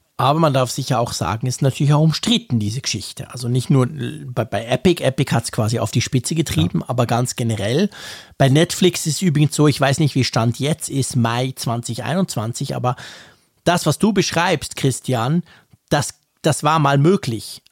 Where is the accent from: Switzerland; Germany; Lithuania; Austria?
Switzerland; bei uns in der Schweiz